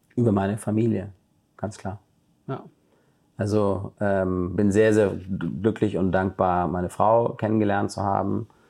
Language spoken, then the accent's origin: German; Germany; ich bin in Deutschland aufgewachsen